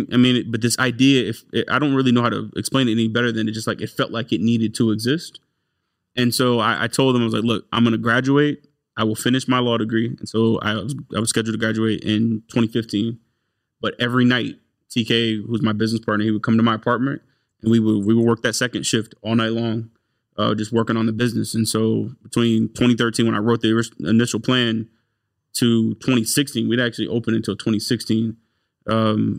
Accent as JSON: {"language": "English", "town": "Marietta", "region": "Georgia", "country": "United States", "tie": "born or raised there", "also_born_or_lived": "Washington, D.C.", "said": "I grew up in Marietta, yeah."}